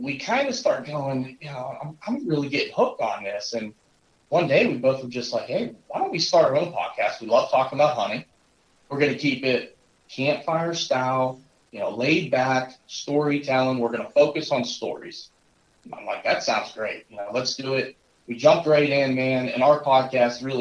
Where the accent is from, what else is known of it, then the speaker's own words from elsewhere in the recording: Northwest Pennsylvania, United States; I also grew up in this area. We're up in Northwest Pennsylvania